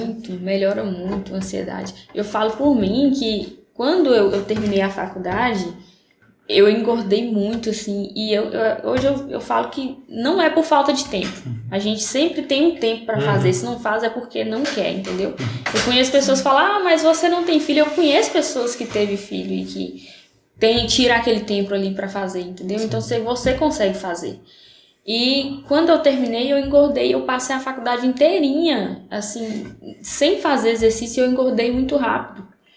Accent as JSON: {"language": "Portuguese", "town": "São Francisco", "country": "Brazil", "tie": "born or raised there", "said": "Sou, sou aqui, sou natural de São Francisco"}